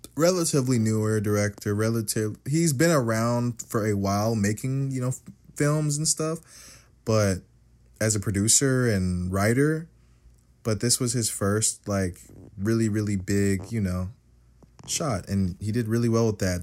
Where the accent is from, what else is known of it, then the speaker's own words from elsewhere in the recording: United States; I am an American.